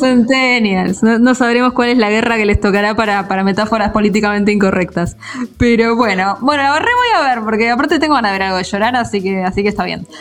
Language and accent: Spanish; Buenos Aires, Argentina; uno como portaño